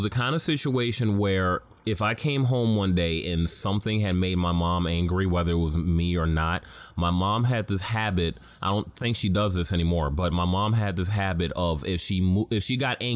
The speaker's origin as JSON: {"language": "English", "town": "New York City", "region": "New York", "country": "United States", "tie": "born or raised there", "said": "I was in Harlem. I grew up in Harlem"}